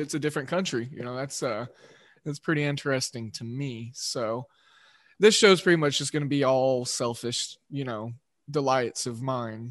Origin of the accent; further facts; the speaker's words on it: Oklahoma, United States; accent: Midwestern drawl; am from Oklahoma, so I got that Midwestern drawl.